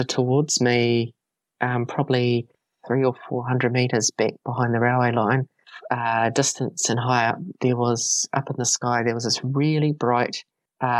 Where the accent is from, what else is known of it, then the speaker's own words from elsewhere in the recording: Carterton, Wellington, New Zealand; my hometown in Carterton